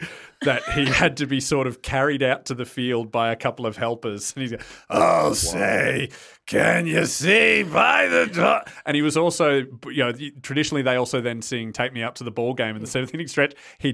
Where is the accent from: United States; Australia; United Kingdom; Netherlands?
Australia; yeah, we're from Australia.